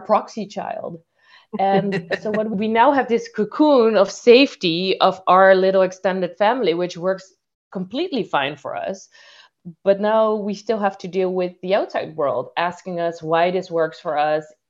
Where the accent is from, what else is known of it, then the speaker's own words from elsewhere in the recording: Suriname; moved away; I'm originally from Suriname